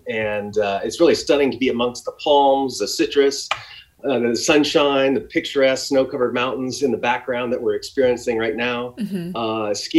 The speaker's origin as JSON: {"language": "English", "town": "Redlands", "region": "California", "country": "United States", "tie": "born or raised there", "also_born_or_lived": "Santa Barbara, California / Washington, D.C.", "said": "Yeah, so I grew up in Redlands."}